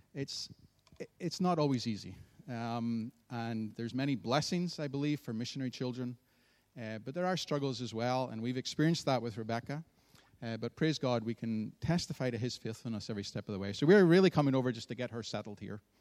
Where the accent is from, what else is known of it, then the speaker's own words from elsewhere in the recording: Antrim, Northern Ireland, United Kingdom; I grew up in the town of Antrim